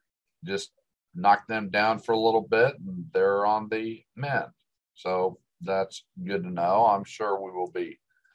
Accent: Delaware, United States; also born or lived in Ohio / Tulsa, Oklahoma; now in Dallas, United States; I mean, I was born in Ohio, spent 9 years in Delaware. I was young. I loved the snows that we got in Delaware, moved to Tulsa.

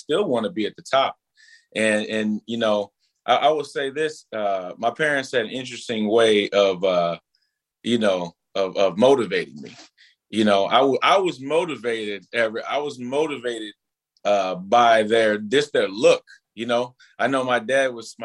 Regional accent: Minneapolis, Minnesota, United States; I grew up over in North Minneapolis in the beginning.

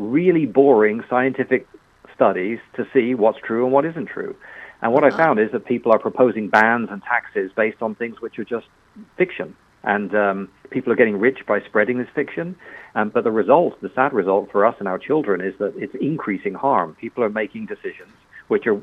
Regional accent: England, United Kingdom; accent: British; now in United States; I'm actually American, but yes, you're right. I did grow up in England. That's why I've got a funny accent

